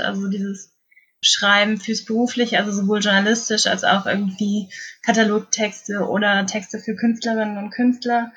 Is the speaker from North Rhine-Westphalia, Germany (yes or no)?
no; an hour south of Kassel, Hesse, Germany; ich bin nicht in Kassel direkt aufgewachsen, sondern so eine Stunde südlich noch davon